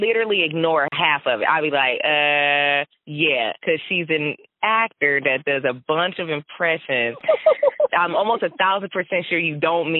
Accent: Flint, Michigan, United States; I grew up in Flint, but I grew up very middle class.

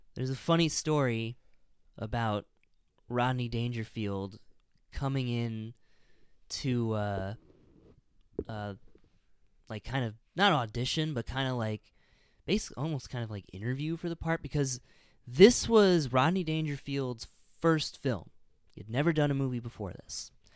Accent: Illinois, United States; I grew up in Illinois

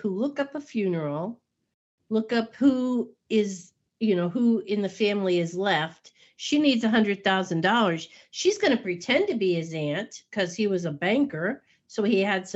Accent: United States; I'm American

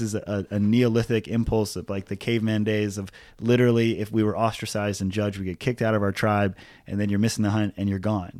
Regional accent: Hawaii, United States; growing up in Hawaii as, like, a middle class white kid.

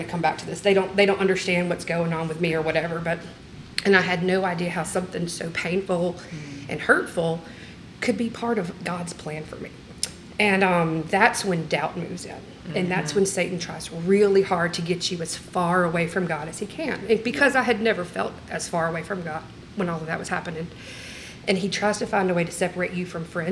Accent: the South, United States; We grew up in the South.

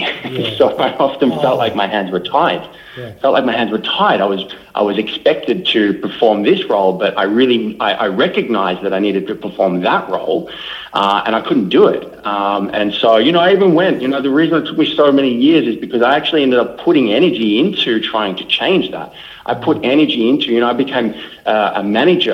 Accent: Melbourne, Victoria, Australia; I was born and bred in Melbourne, right in the heart of Melbourne.

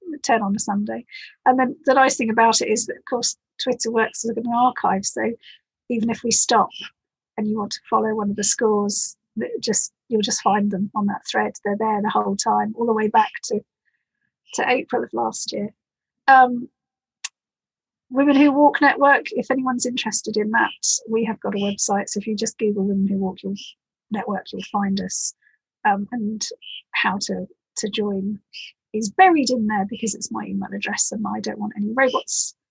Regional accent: Ely, East of England, United Kingdom; I grew up in Ely, in the Fens in East Anglia

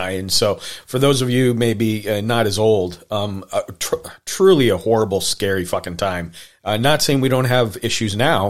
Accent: Montana, United States; I grew up in Montana

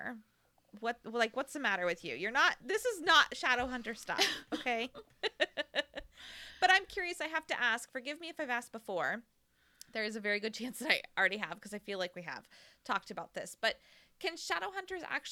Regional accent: United States; I'm American

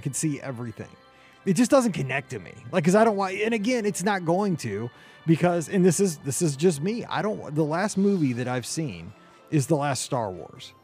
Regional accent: Midwest, United States; growing up in the Midwest in the 80s

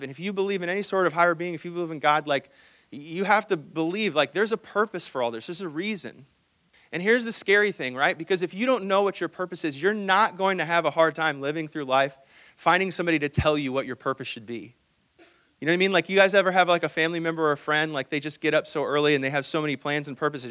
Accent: Hong Kong; moved away; I'm actually from Hong Kong

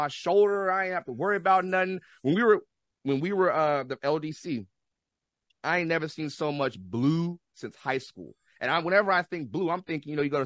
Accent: United States; also born or lived in Washington; I'm from the States.

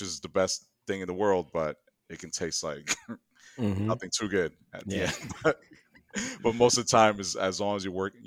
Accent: New York, United States; I'm from New York and I'm Dominican

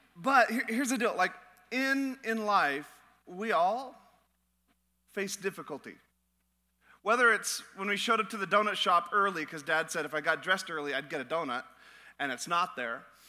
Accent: Alaska, United States; moved away; I'm from Alaska, so I, I enjoy the, the cold.

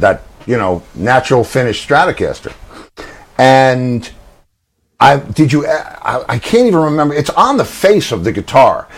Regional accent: White Plains, New York, United States; I was from White Plains.

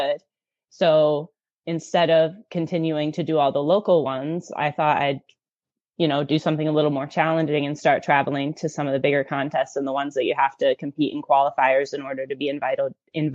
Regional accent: Kalamazoo, Michigan, United States; I'm from Kalamazoo, Michigan

